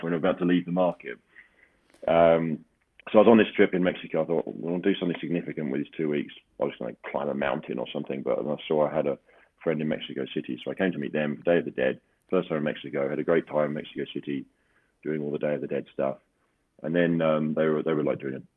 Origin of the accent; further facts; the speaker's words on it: London, United Kingdom; I'm from London and I live in London